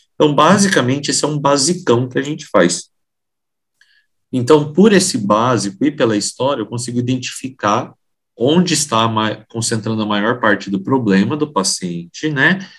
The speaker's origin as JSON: {"language": "Portuguese", "town": "Maringá", "region": "Paraná", "country": "Brazil", "tie": "born or raised there", "also_born_or_lived": "Foz do Iguaçu", "moved": "as an adult", "lives_now": "São Paulo, Brazil", "said": "Eu me formei na Universidade Estadual de Maringá, que é a minha cidade natal"}